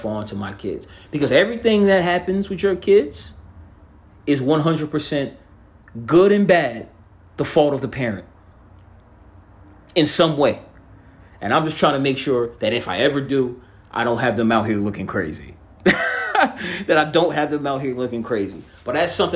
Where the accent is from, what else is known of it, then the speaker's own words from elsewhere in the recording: New Jersey, United States; I'm from Jersey.